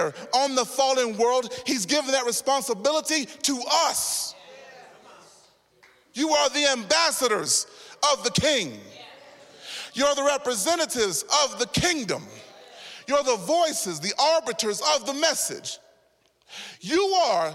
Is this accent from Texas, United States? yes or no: yes; Texas, United States; I'm so Texan